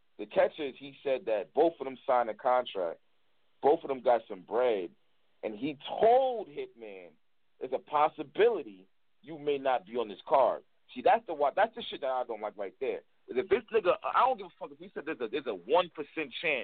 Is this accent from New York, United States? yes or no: yes; New York, United States; I'm from New York too.